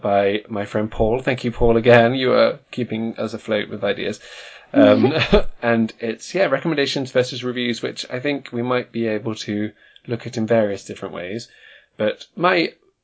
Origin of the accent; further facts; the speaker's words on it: United Kingdom; you or I, being British people